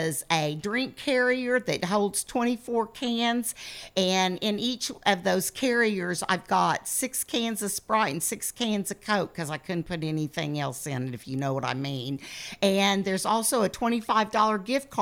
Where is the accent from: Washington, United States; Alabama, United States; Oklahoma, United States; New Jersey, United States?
Oklahoma, United States; Oklahoma City; moved away as an adult; now in Ardmore, United States; Originally Oklahoma City